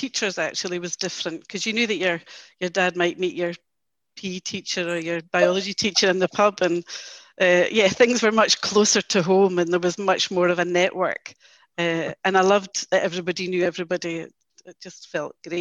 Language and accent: English; East Kilbride, Scotland, United Kingdom; also born or lived in Bermuda; we relocated back to East Kilbride, where my paternal grandparents lived. And East Kilbride was a great place to grow up